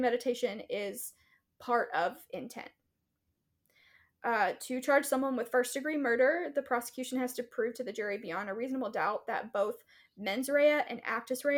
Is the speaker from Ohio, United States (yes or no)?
no; East Texas, United States; I grew up in East Texas